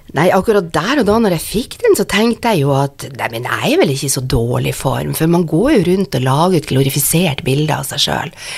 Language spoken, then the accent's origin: Norwegian; Northern Norway, Norway; jeg er nordlending og er vant til det